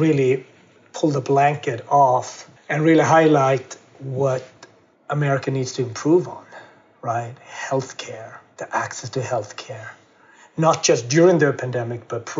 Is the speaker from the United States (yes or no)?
no; Gothenburg, Västra Götaland, Sweden; also born or lived in Ethiopia; I was adopted from Ethiopia and grew up in Gothenburg, west coast of Sweden.